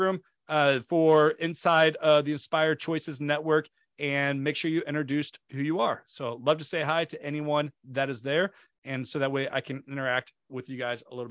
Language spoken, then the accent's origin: English; St. Louis, Missouri, United States; I come from St. Louis, Missouri, which is in the United States. So in the St. Louis, Missouri, I grew up from a young age